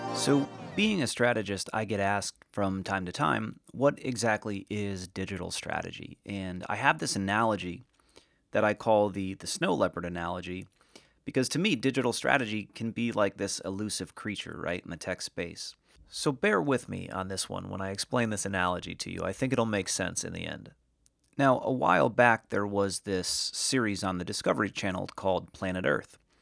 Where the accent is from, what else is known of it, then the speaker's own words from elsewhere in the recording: Norwich, Connecticut, United States; moved away as an adult; also born or lived in Hollywood, California; I was born and raised in a, in a small New England town called Norwich, Connecticut.